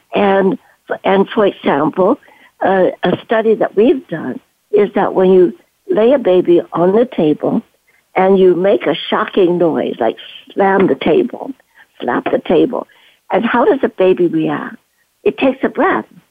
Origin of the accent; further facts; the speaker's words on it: Canada; moved away as an adult; also born or lived in Guangzhou, China / Stanford, California, United States; I am Chinese and from Canton moving to Canada, brought up there